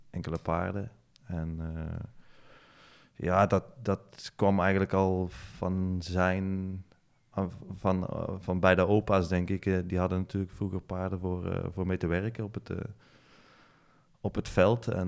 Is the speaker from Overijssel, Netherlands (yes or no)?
no; Lage Mierde, North Brabant, Netherlands; Mijn ouders zitten nog steeds in Lage